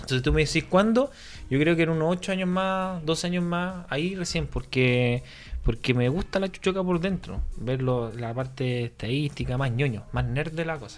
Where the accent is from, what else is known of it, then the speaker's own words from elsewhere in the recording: Chile; now in Spain; somos todos chilenos